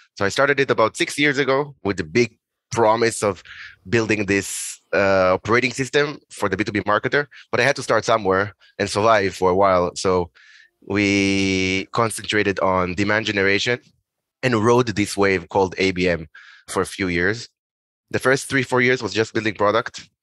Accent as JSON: {"language": "English", "country": "Israel", "also_born_or_lived": "Boston, United States", "moved": "as an adult", "said": "originally I'm from Israel."}